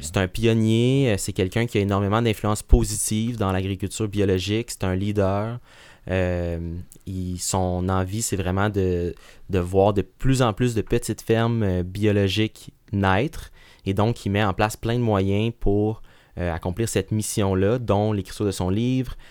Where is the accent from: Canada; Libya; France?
Canada; Laval, Quebec; also born or lived in Sherbrooke; je suis né euh, à Sherbrooke, qu'on euh, pourrait qualifier comme une, ville euh, qui de, grande, moyenne taille. Puis, mais j'ai été élevé principalement à la banlieue, en banlieue à Laval